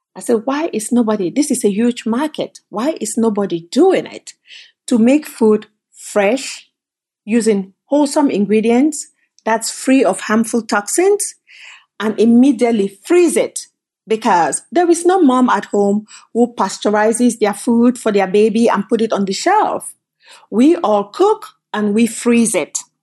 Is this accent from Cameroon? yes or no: yes; Cameroon; moved away as an adult; also born or lived in Canada; now in United States